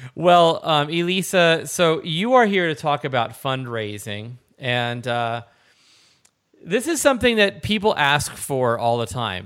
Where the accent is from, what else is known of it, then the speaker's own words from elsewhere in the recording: Philadelphia, Pennsylvania, United States; I'm from the Philadelphia area, so we say hoagies